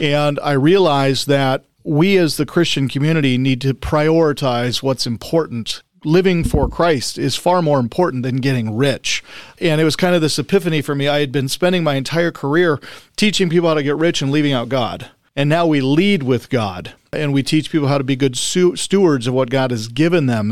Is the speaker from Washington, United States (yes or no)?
yes; Spokane, Washington, United States; moved away as an adult; also born or lived in Salt Lake City, Utah; I grew up in the Spokane, Coeur d'Alene area.